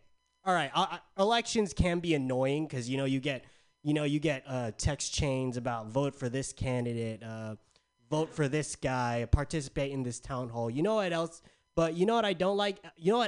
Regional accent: San Diego, California, United States; Okay, so I'm from San Diego. It's hot as balls out there all the time.

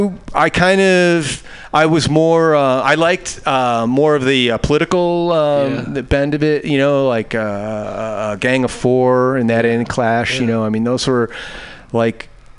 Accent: Chicago, Illinois, United States; now in San Francisco, United States; I grew up in Chicago

